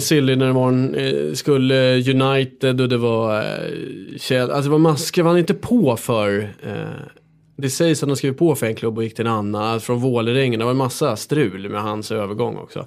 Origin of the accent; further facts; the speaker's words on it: Stockholm, Stockholm County, Sweden; jag är uppväxt här i Stockholm